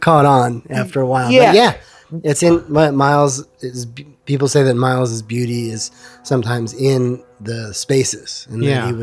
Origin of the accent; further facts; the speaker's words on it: East Meadow, New York, United States; Long Island, New York, East Meadow, Long Island